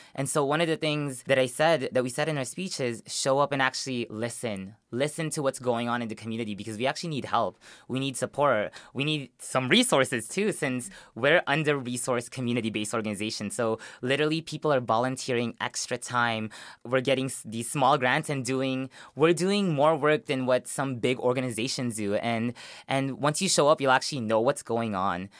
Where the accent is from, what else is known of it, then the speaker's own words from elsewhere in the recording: Long Beach, California, United States; also born or lived in Philippines; Long Beach where I grew up. In West Long Beach, that's where I moved when I came from the Philippines